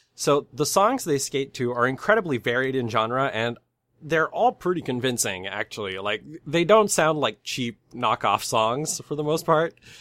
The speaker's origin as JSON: {"language": "English", "country": "Canada", "said": "I'm from Canada."}